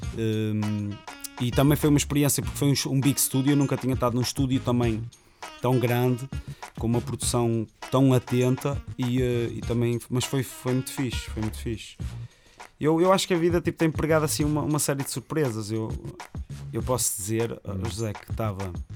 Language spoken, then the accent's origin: Portuguese; Rio Tinto, Norte, Portugal; A minha comunidade Rio Tinto, como o pessoal pensa aqui no Norte, em Rio Tinto, a maneira de estar, a maneira de agir, que eu queria representar isso. Pá, e vangloriar a zona de onde eu sou